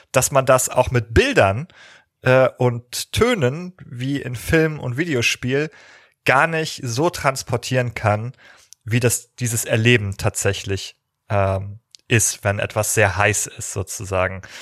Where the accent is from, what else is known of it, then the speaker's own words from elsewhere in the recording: Northern Germany, Germany; gerade als Norddeutscher, der sozusagen bei 12 Grad und Nieselregen im Sommer sozialisiert wurde